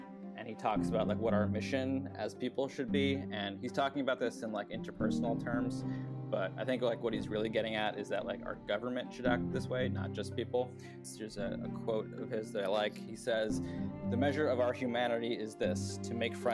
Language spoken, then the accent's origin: English; New York, United States; growing up specifically as a South Asian, growing up in New York after 9/11